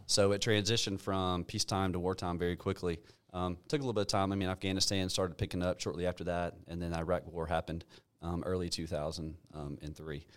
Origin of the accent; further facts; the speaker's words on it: Alpharetta, Georgia, United States; I grew up in Alpharetta with my, with my dad around middle school timeframe